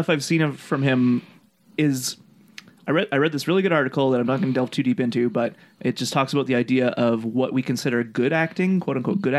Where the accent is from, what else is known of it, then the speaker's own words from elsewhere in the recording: Buenos Aires, Argentina; I'm from Buenos Aires, and I say kill them all.